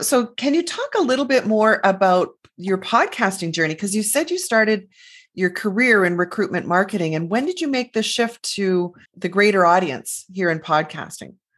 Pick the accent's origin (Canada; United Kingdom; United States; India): Canada; because we're Canadian, part of that North American scene